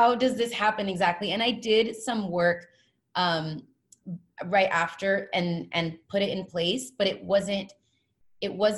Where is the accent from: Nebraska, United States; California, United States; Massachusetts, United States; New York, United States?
California, United States; moved away as an adult; now in Hawaii, United States; I'm originally from California